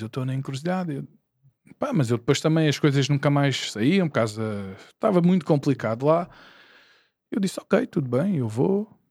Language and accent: Portuguese; Porto Salvo, Lisbon, Portugal; eu sou aqui de Porto Salvo